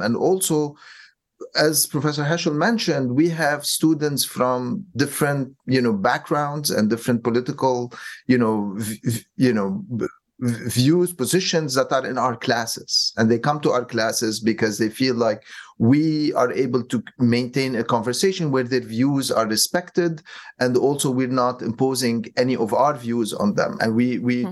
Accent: Lebanon; moved away; also born or lived in New York / Cairo; I'm originally from Lebanon, but I also mm. lived in New York on 9/11

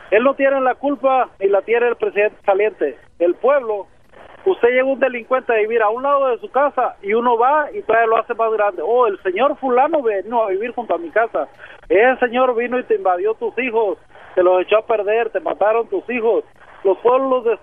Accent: Mexico

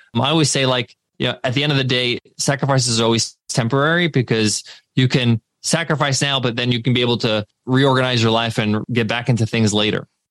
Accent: United States; I was born in the States, but we would go back to Egypt over the summer breaks

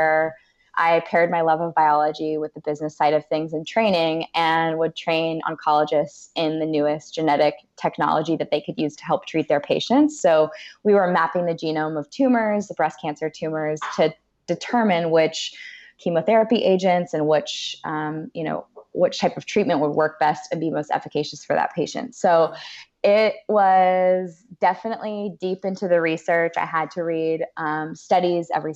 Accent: Orange County, California, United States; I'm a California girl, born and raised in Orange County

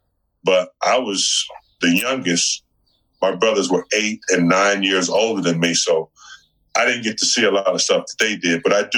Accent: the South, United States; moved away as an adult; now in Los Angeles, United States; growing up in the South, we just didn't get Mexican food. Mm-hmm. We didn't have that heritage.

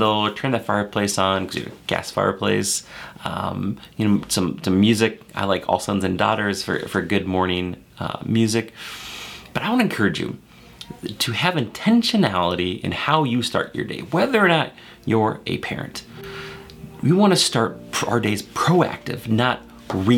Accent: Maple Grove, Minnesota, United States; I grew up in Minnesota, right here in Maple Grove

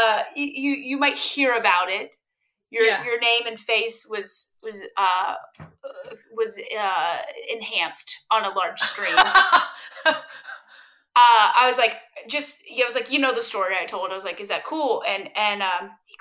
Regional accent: Louisville, Kentucky, United States; Growing up in Louisville, Kentucky, mind you, Louisville, Kentucky is the largest small town in the world

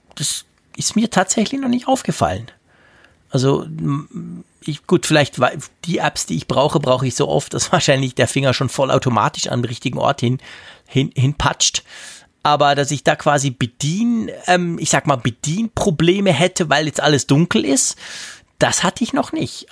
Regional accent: Bern, Switzerland; ich bin ja als Berner

